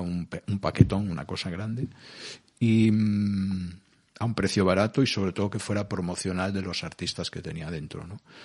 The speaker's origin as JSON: {"language": "Spanish", "region": "Galicia", "country": "Spain", "also_born_or_lived": "Cangas", "said": "yo soy gallego"}